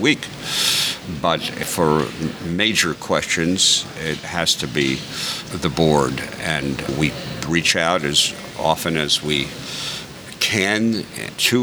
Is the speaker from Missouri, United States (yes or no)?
no; New York, United States; I'm a New Yorker